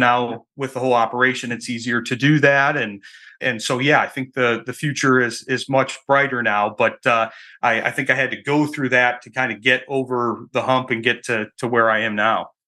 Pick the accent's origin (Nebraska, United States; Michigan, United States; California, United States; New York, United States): Michigan, United States; moved away as an adult; I'm from Michigan originally, that's where I, that's where I live now